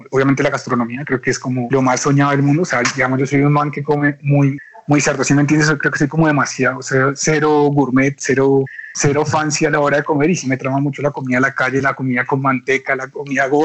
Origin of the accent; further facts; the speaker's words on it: Tunja, Boyacá, Colombia; born there; O sea, yo nací, digamos, en Tunja y es como, para mí es como la ciudad más, pues como que más le tengo aprecio